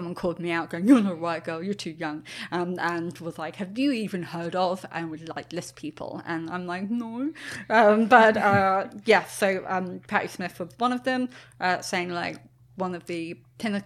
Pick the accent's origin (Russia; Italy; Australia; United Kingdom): United Kingdom; I'm British